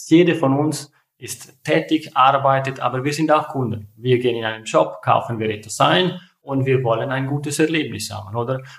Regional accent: Ticino, Switzerland; German is a second language; Ihr hört das vom Akzent. Ich bin Tessiner, nach Zürich gekommen zum Studieren

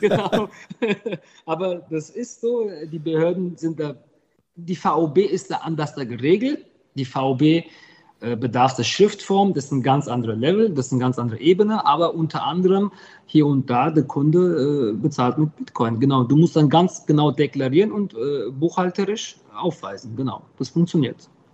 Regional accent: Griesheim, Hesse, Germany; also born or lived in Heppenheim; Ich habe einen Migrationshintergrund, aber ich bin kein Migrant. Ich bin hier geboren, voll Blut, Ich kenne die Kultur

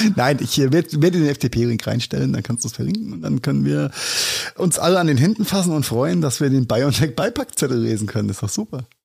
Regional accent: Rhenish Hesse, Rhineland-Palatinate, Germany; als Rheinhesse sagen mit angeborener SCH und CH-Schwäche

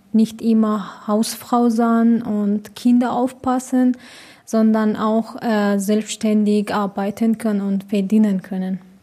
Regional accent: Iran; German is a second language; now in Munich, Germany; ich komme aus dem Iran

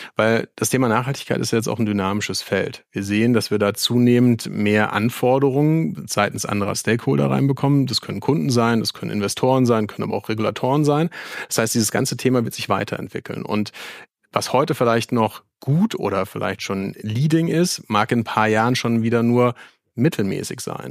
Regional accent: Mainz, Rhineland-Palatinate, Germany; ich als gebürtiger Mainzer

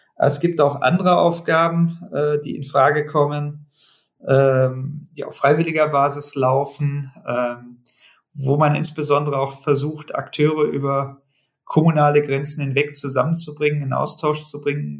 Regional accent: Germany; bei uns in Deutschland

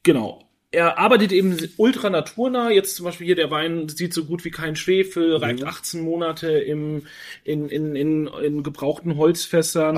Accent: Franconia, Bavaria, Germany; moved away; in meine Heimat nach Franken

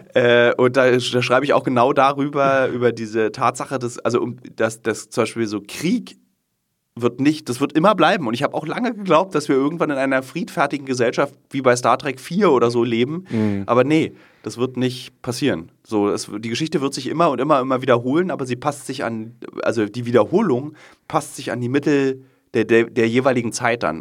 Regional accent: Berlin, Germany; es ist meine Stadt, meine Heimat und ich liebe ja diesen Fernsehturm

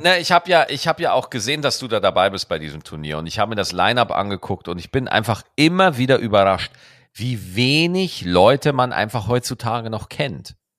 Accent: Lower Bavaria, Germany; now in Cologne, Germany; Ich war in meiner Heimat, in Niederbayern war ich

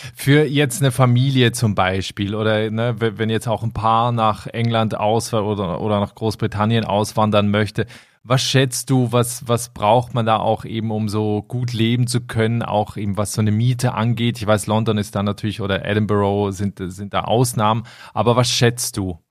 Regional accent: Switzerland; also born or lived in Germany; now in Ireland; ich bin ursprünglich aus der Schweiz

